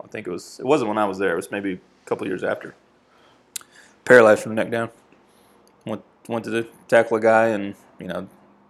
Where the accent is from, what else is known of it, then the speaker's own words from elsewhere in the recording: Vermont, United States; moved away as an adult; now in South Carolina, United States; I was born and raised in Vermont.